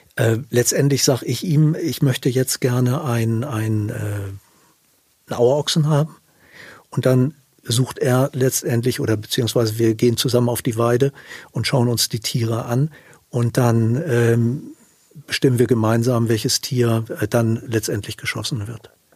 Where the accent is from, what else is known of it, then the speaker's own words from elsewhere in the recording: south of Hamburg, Germany; also ich bin im Süden von Hamburg groß geworden